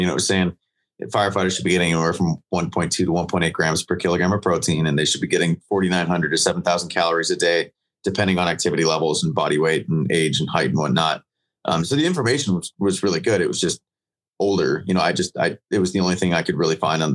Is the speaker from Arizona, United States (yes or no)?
yes; Gilbert, Arizona, United States; I'm from Gilbert, Arizona